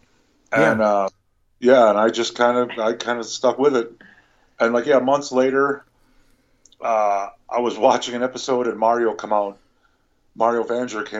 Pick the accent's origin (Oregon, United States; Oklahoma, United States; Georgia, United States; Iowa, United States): Iowa, United States; moved away as an adult; now in Colorado, United States; back in Iowa